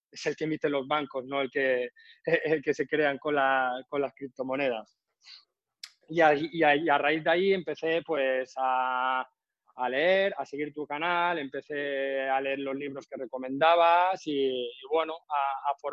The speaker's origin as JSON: {"language": "Spanish", "region": "Balearic Islands", "country": "Spain", "lives_now": "Ibiza, Spain", "said": "vivo en Ibiza. Soy menorquín y llevo aquí trabajando cuatro años."}